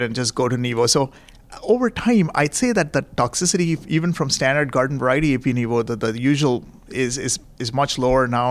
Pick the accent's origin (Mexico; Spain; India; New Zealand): India; Nagpur, Maharashtra; moved away as an adult; also born or lived in Indianapolis, United States / New York City, United States / Tampa, United States; now in San Francisco, United States; I am originally from Nagpur, uh, you know, which is up in the center of India.